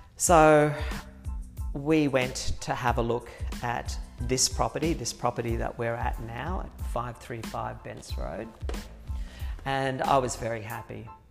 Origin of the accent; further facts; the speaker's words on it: Brisbane, Queensland, Australia; also born or lived in Ipswich, Queensland; we moved to Brisbane when I was three, so for all intents and purposes, I I grew up yeah. in Brisbane